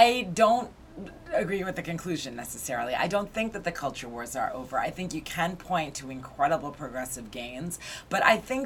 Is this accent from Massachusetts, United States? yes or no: yes; Newton, Massachusetts, United States; moved away as an adult; now in New York City, United States; I grew up in Newton, Massachusetts, which is a suburb west of Boston